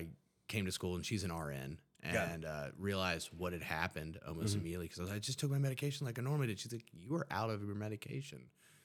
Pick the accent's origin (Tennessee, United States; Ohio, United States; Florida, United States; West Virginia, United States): West Virginia, United States; Huntington; Well, I'm from Huntington, West Virginia. It's a small community in West Virginia.